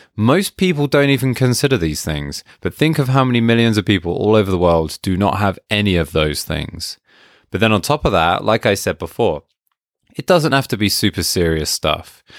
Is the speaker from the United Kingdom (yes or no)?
yes; United Kingdom; being British